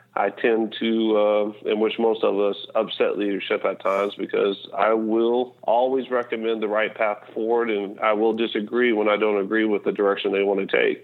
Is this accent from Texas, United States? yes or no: yes; Texas, United States; I'm from Texas